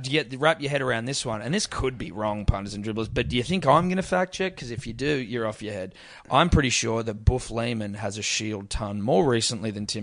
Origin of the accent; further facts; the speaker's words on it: Australia; as an Australian, as a confused Australian